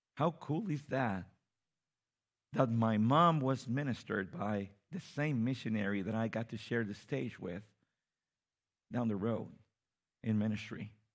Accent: Mexico City, Mexico; I come from Mexico City

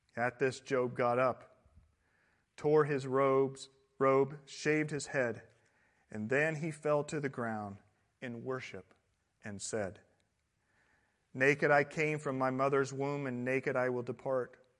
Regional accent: Midwest, United States; now in Southern California, United States; I come from the Midwest

